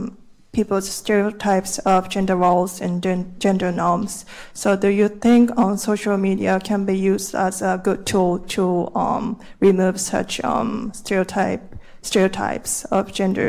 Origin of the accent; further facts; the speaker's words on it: Tokyo, Japan; I'm from Tokyo, Japan.